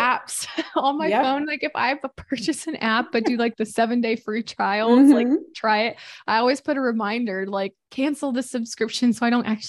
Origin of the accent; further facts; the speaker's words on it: Missouri, United States; We did that growing up all the time, had fish fry, but I'm from Missouri. So it was always like catfish that we did, like fish fry catfish.